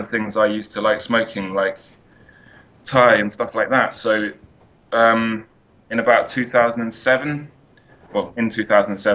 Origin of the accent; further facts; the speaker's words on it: United Kingdom; I'm British